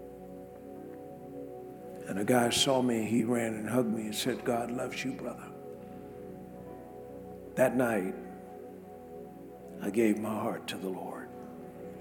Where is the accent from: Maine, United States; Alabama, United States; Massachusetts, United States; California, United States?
Alabama, United States; Tuskegee; I was brought up in Tuskegee, Alabama